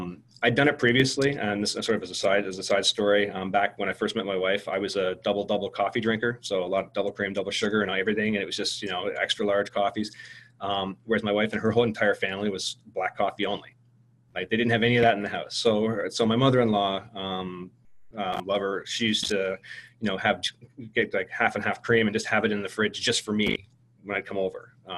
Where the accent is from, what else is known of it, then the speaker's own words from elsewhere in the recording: Canada; me being a Canadian, transplanted Canadian, but a Canadian living in Canada